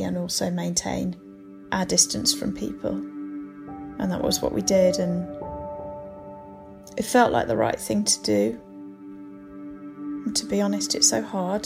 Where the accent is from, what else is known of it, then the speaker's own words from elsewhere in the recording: United Kingdom; as a British person